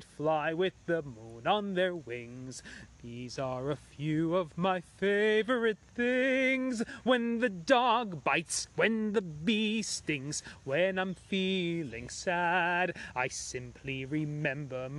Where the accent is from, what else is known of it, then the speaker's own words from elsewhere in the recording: United States; I was born in America to Iranian parents